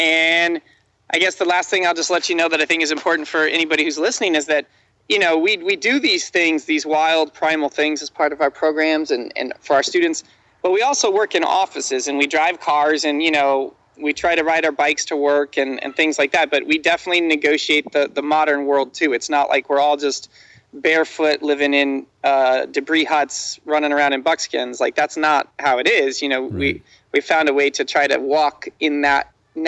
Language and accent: English; Midwest, United States; I grew up in the Midwest